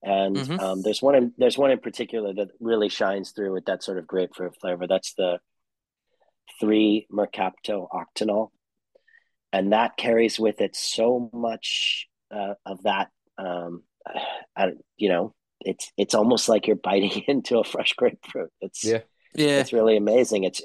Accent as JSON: {"language": "English", "town": "St. Louis", "region": "Missouri", "country": "United States", "also_born_or_lived": "San Francisco Bay Area, California / Tokyo, Japan", "moved": "as an adult", "lives_now": "United Kingdom", "said": "I'm from Missouri, from St. Louis"}